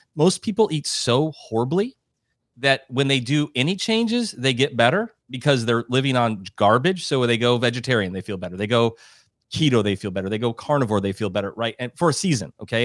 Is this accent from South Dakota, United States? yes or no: yes; South Dakota, United States; I'm a Midwestern guy. You said I'm from South Dakota